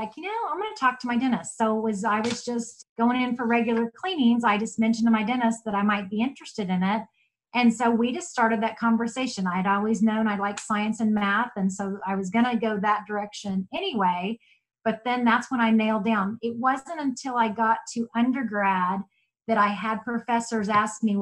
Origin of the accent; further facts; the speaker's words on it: Texas, United States; moved away as an adult; also born or lived in Oklahoma; now in Yukon, United States; I grew up in Texas, but I came to Oklahoma to go to undergrad.